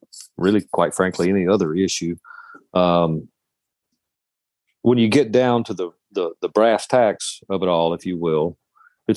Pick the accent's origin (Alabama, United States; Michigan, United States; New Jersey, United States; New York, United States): Alabama, United States; Shelby County; also born or lived in Birmingham, Alabama / Springville, Alabama; we find ourselves in Alabama. I grew up in Shelby County.